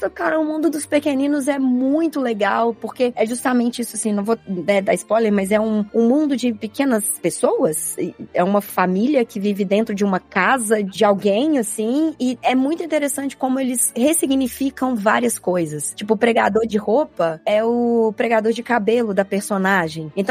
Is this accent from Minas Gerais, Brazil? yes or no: yes; Minas Gerais, Brazil; eu sou mineira.